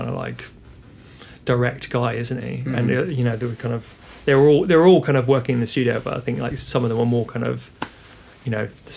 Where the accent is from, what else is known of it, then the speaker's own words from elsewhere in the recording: Birmingham, West Midlands, United Kingdom; also born or lived in Tamworth; I'm from Birmingham, but we moved to Tamworth when I was about 10